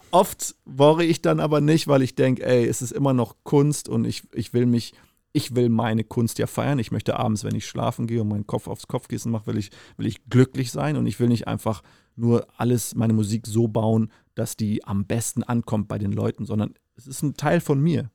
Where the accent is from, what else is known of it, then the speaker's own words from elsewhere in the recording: Namibia; now in Germany; bin ich aufgewachsen, in Namibia geboren